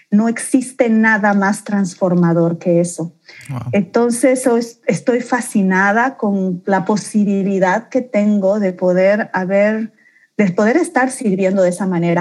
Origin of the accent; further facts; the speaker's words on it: Santa Cruz de la Sierra, Santa Cruz, Bolivia; also born or lived in Beni / La Paz; nací en el Beni, mi primera infancia la pasé en La Paz, mi acento nunca lo perdí y luego vine a terminar de criarme y a vivir y a construir mi vida en Santa Cruz.